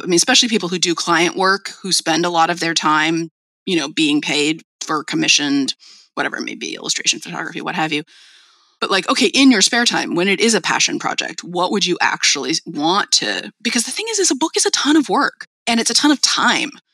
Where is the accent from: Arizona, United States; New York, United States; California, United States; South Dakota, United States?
California, United States; El Cerrito; I grew up in the Bay Area in the town of El Cerrito